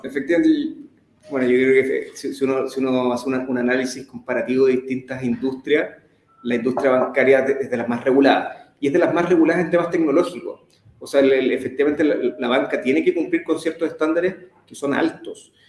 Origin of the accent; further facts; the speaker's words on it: Temuco, Araucanía, Chile; moved away as an adult; now in Santiago, Chile; nací en Temuco hace 34 años ya eh, estudié el colegio allá, me, vine después a los 17